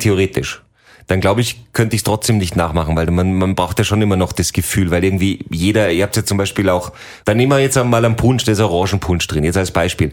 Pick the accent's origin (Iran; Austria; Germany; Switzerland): Austria; Salzburg; hier bei uns in Salzburg